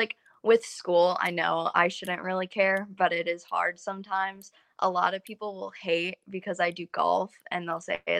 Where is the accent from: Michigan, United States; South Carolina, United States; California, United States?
Michigan, United States; I'm from Michigan